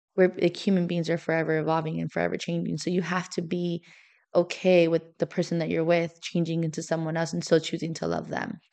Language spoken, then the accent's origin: English; Miami, Florida, United States; moved away as an adult; now in St. Louis, United States; I'm from Miami